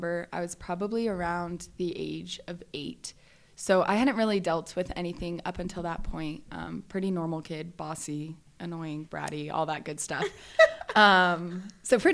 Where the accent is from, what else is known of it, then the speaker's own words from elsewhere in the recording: Valencia, California, United States; I grew up in Southern California, just like Northern Los Angeles area. So it's called Valencia